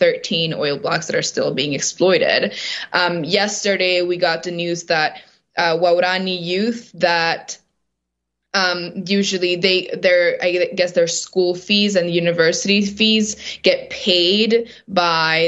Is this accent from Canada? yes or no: no; Sarayaku, Ecuadorian Amazon, Pastaza, Ecuador; I grew up in Sarayaku, which is a community here in the Ecuadorian Amazon